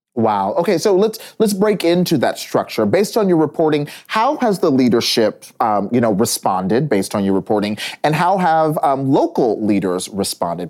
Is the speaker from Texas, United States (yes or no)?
yes; Texas, United States; I, grew up in Texas. I grew up in the Bible Belt